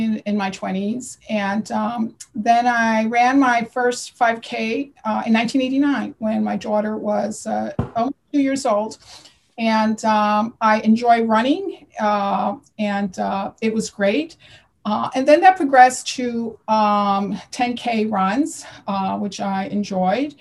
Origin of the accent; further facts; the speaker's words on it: Connecticut, United States; now in New Jersey, United States; I live in New Jersey, and I'm originally from Connecticut